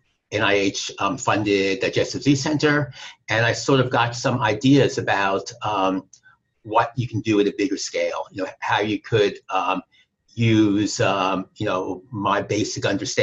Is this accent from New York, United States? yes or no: yes; New York, United States; accent: New York; moved away as an adult; now in San Diego, United States; as you can pick up from my accent, originally from New York